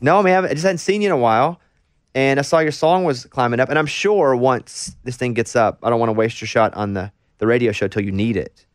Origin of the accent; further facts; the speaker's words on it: Little Rock, Arkansas, United States; I grew up in Arkansas. My goal was always to work in Little Rock 'cause that's where I grew up